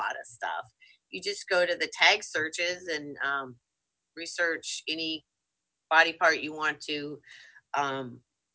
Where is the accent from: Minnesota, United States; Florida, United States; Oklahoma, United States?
Minnesota, United States; I grew up in Minnesota